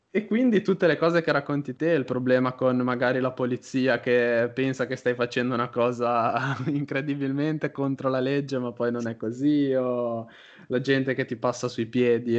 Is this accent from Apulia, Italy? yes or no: no; Genoa, Liguria, Italy; io sono di Genova.